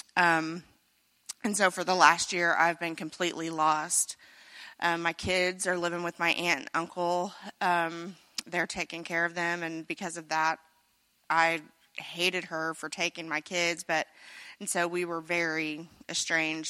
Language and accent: English; Carrollton, Missouri, United States; I'm from Carrollton, Missouri, not too far away, so I'm a local